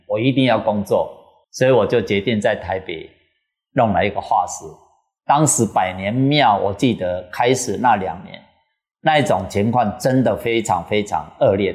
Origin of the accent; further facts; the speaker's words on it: Taiwan; moved away as an adult; also born or lived in United States / Paris; now in Taitung, Taiwan; 我们是台湾出生、台湾长大、台湾受教育的